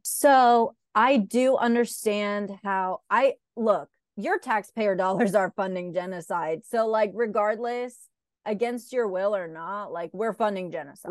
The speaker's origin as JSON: {"language": "English", "town": "Raleigh", "region": "North Carolina", "country": "United States", "tie": "born or raised there", "said": "I'm from Raleigh, North Carolina. Mm-hmm. Where are you really from? And I'd be like, Raleigh, North Carolina. I was born here"}